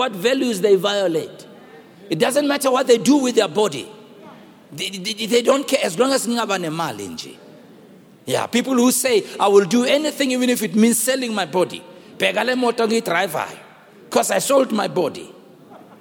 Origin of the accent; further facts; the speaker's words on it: Rockville, Gauteng, South Africa; also born or lived in Western Native Township; my mother, in where we grew up in Rockville, we came from Rockamo, 1961. That's the year in which I was born. We were moved from Western Native Township.